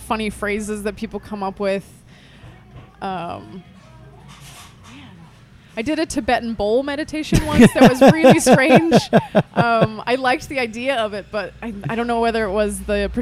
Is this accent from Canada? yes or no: yes; Canada; now in Berlin, Germany; I'm originally Canadian